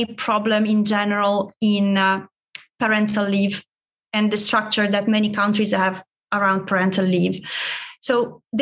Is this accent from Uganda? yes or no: no; Italy; English is a second language; moved away; my home country, Italy